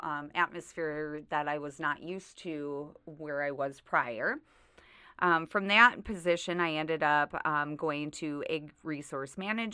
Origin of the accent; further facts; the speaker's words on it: Sioux Falls, South Dakota, United States; also born or lived in Redfield, South Dakota; I'm originally from Sioux Falls area